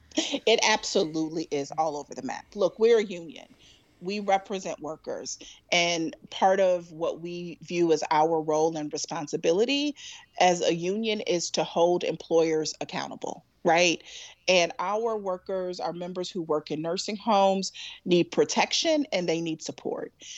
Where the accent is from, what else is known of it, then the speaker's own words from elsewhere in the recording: Chicago, Illinois, United States; moved away; I am a very, very proud Southside girl, um, from Chicago.